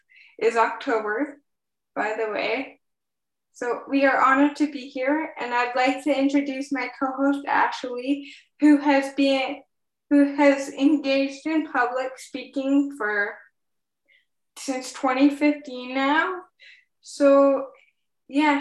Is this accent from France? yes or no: no; Edmonton, Alberta, Canada; now in British Columbia, Canada; I was born in Edmonton, Alberta